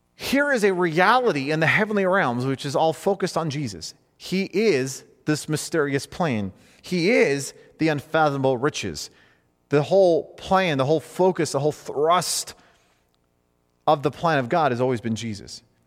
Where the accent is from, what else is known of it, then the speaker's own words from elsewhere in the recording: United States; as an American male